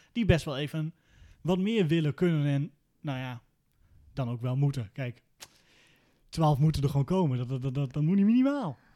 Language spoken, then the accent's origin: Dutch; Veenkoloniën, Drenthe, Netherlands; also born or lived in Groningen; Ik kom uit de Veenkolonie, dat is Noord-Drenthe